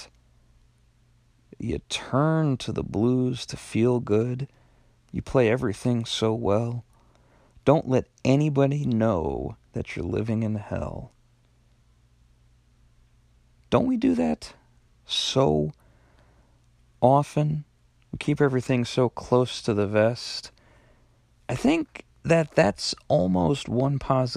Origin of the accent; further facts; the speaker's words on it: Long Island, New York, United States; I actually lived on Long Island, was born and raised on Long Island. I still work there